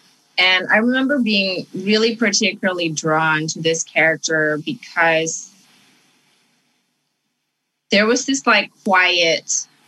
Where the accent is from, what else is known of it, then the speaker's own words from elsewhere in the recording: Canada; also born or lived in Indonesia; I grew up in Canada, and sort of all of the things that my parents had suppressed while we were living in Indonesia